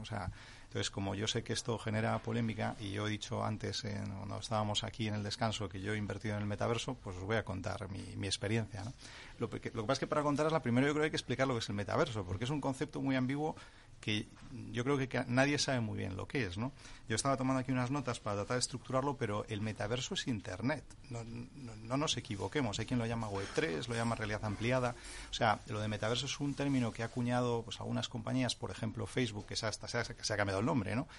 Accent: Santander, Cantabria, Spain; yo que soy de Santander

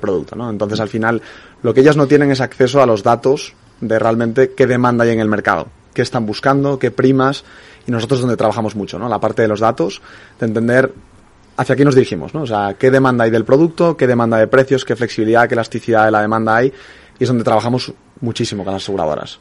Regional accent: Spain; los españoles somos

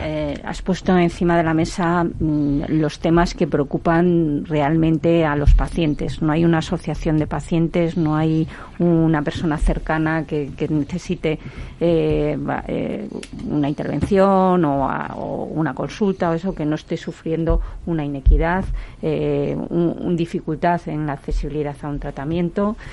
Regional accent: Zamora, Castile and León, Spain; como soy zamorana

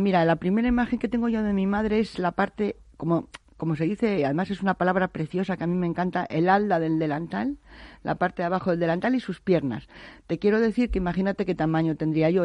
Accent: Navaleno, Castile and León, Spain; vengo de un pueblo de Soria, que es Navaleno, que yo siempre digo que es la cuna de la micología. En donde yo, yo he nacido y me he movido entre canastas de setas y trufa

